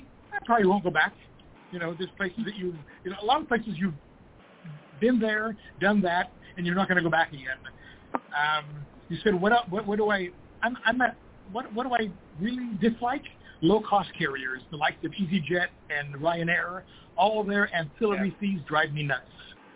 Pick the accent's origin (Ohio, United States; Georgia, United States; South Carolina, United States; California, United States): California, United States; being a California guy